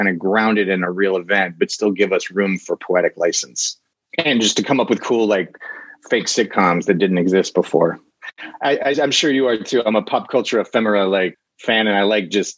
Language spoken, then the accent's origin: English; Atlanta, Georgia, United States; now in Los Angeles, United States; I live in Los Angeles, but I'm from Atlanta.